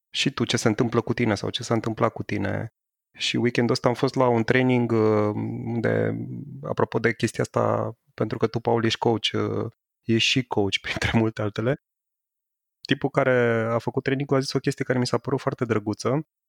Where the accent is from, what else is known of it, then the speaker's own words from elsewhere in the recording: Romania; eu sunt român